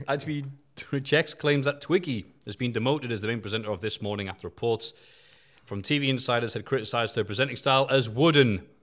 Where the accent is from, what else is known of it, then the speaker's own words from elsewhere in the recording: United Kingdom; being a Brit